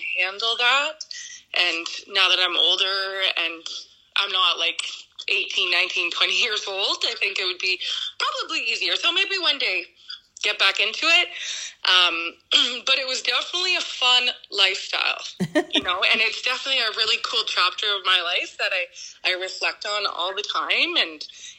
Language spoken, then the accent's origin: English; Sudbury, Ontario, Canada; born or raised there